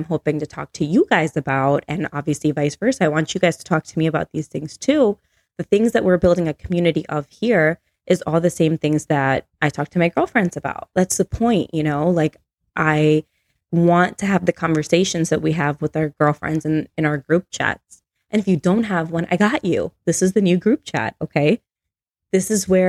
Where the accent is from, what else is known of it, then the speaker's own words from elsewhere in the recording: Chicago, Illinois, United States; moved away as an adult; now in Tennessee, United States; being from Chicago, right? Yeah. So I moved away from Chicago. I moved to Tennessee with my husband a year and a half ago.